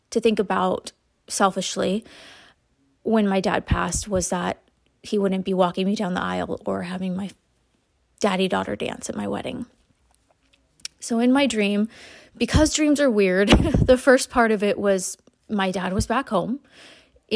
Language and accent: English; Huntington Beach, California, United States; now in San Francisco Bay Area, United States; I am originally a Southern California girl, born and raised in Huntington Beach.